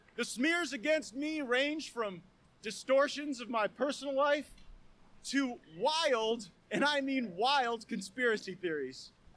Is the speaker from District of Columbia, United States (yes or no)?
no; Northwest Florida, United States; I hail from Northwest Florida